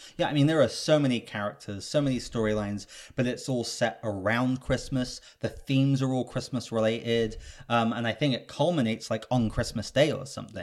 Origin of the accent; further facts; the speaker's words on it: England, United Kingdom; now in Los Angeles, United States; I'm British.